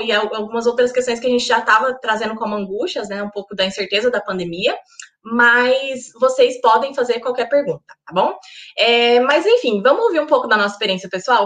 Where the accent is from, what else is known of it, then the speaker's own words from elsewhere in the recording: Goiás, Brazil; moved away as an adult; also born or lived in United Kingdom; now in York, United Kingdom; eu sou goiana, do interior de Goiás, uma cidade chamada Cidade de Goiás